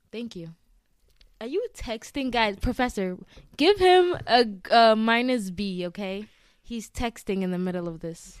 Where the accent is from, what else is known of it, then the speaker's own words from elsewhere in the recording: Eastern Region, Ghana; now in Massachusetts, United States; I'm from the eastern region of Ghana.